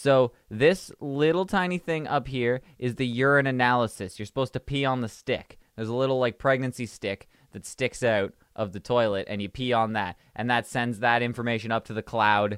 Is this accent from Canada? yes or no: yes; Canada; I'm Canadian. I'm too Canadian for this